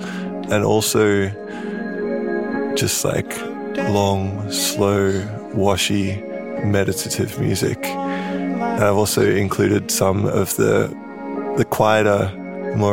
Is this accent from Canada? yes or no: no; Sydney, New South Wales, Australia; I'm from Sydney in so-called Australia, like Eora, Gadigal country.